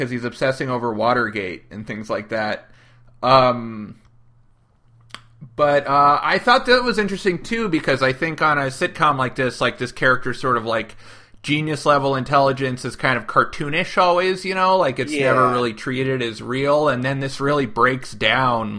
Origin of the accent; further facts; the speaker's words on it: Oakland, California, United States; I grew up in Oakland